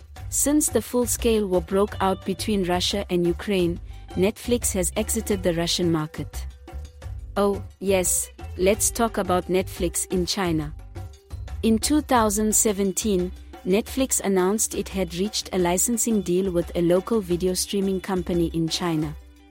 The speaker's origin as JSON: {"language": "English", "country": "South Africa", "said": "We are both from South Africa. And this is our city."}